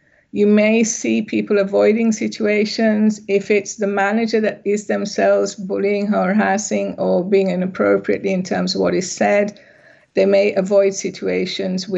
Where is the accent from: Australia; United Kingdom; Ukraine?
United Kingdom; England; also born or lived in Sri Lanka; I'm originally from Sri Lanka, but I grew up in England.